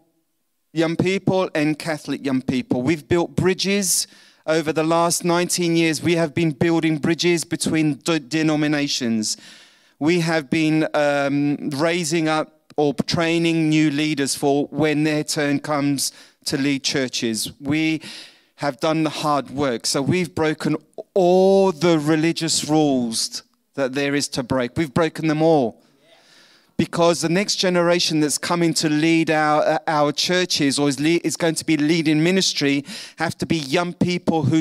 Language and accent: English; London, United Kingdom; accent: pommy; moved away; I was born in London, so I have this pommy accent, but the suntan is obvious that I'm not English